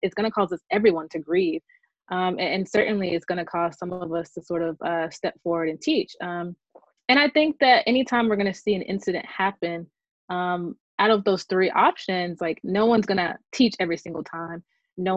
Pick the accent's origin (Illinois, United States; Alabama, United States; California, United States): Alabama, United States; Birmingham; I'm a lifelong daughter of Birmingham, Alabama.